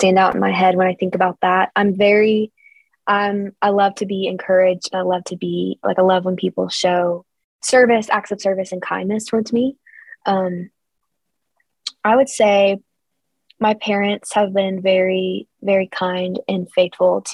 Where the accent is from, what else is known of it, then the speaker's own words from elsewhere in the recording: Kentucky, United States; growing up in Kentucky